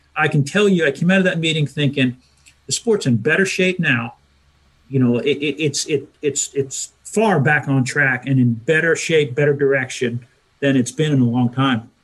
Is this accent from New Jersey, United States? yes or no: yes; New Jersey, United States; I'm from New Jersey